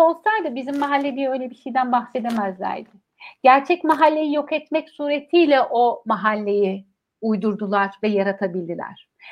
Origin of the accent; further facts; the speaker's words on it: Ankara, Turkey; benim büyüdüğüm yer biliyor musun Çukuranbay